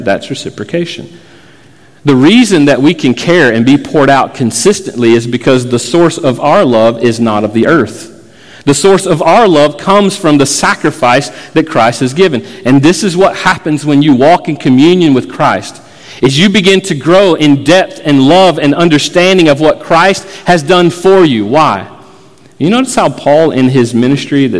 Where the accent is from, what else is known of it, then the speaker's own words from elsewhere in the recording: Florida, United States; I grew up in Florida